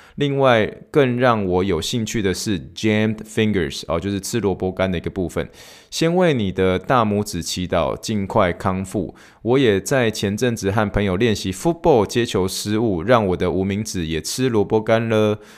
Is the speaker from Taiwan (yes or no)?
yes; Taiwan; moved away as an adult; also born or lived in Pittsburgh, Pennsylvania / New York; now in Houston, United States; I'm origin from Taiwan